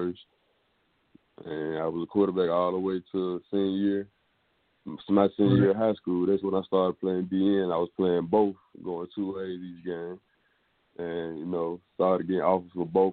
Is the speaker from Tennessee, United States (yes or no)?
yes; Memphis, Tennessee, United States; I'm from Memphis, Tennessee